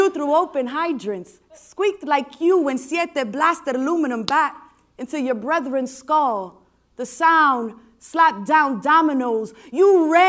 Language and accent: English; New York City, New York, United States; I was born and raised in New York City. You might be able to tell from my accent